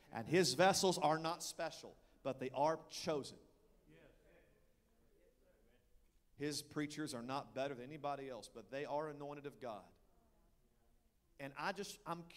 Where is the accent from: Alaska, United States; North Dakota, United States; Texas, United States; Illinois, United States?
Texas, United States; I'm from Texas